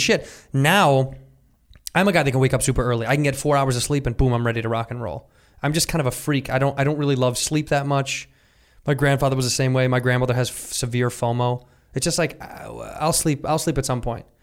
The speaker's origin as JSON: {"language": "English", "town": "Chicago", "region": "Illinois", "country": "United States", "tie": "born or raised there", "said": "When I was a youth, I grew up in Chicago."}